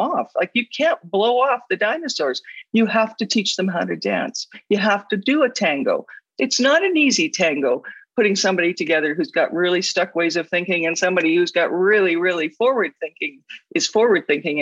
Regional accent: Alberta, Canada; I come from Alberta where there are lots of dinosaur

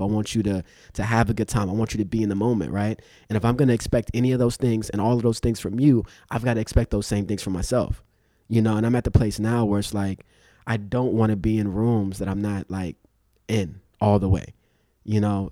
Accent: Los Angeles, California, United States; also born or lived in Inglewood / Compton; I grew up in Inglewood and South Central and Compton

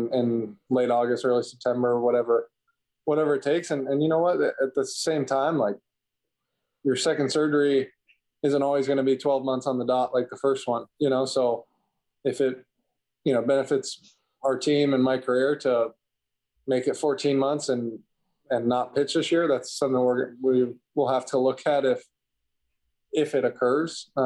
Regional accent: Kentucky, United States; growing up in Kentucky

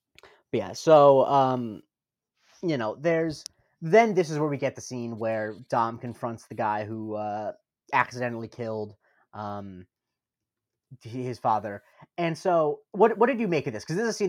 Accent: New York, United States; Like, I grew up around NASCAR, which is, it's weird because we're from Rockland County. Like, it's not like a big NASCAR country.

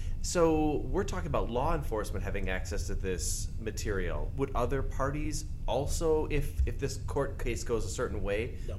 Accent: Wisconsin, United States; Wisconsin, so my home state

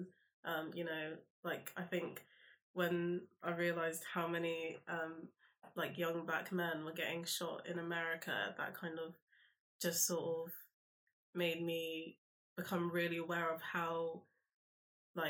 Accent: London, United Kingdom; also born or lived in Brighton; I'm from South London.

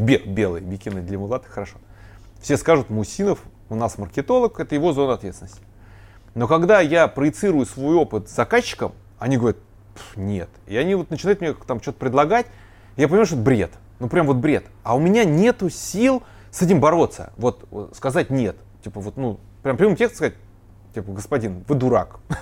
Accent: Ryazan, Ryazan Oblast, Russia; born or raised there

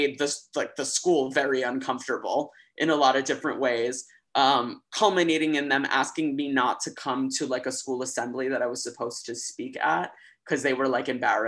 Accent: Los Angeles, California, United States; moved away as an adult; now in New York, United States; I'm from California. I'm from Los Angeles. I grew up in an area called Silver Lake

